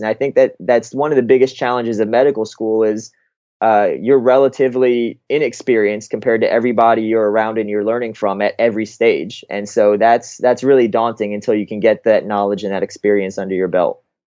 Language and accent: English; Fort Lauderdale, Florida, United States; moved away as an adult; also born or lived in Massachusetts; I grew up in Fort Lauderdale my entire life from, you know, when I was born till eighteen years old